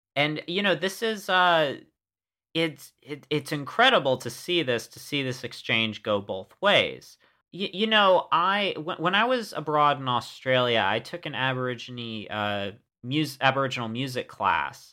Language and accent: English; United States; as an American